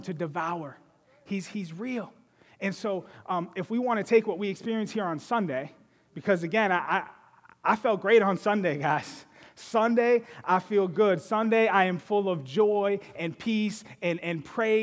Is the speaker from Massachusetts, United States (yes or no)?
yes; Boston, Massachusetts, United States; I grew up in Boston.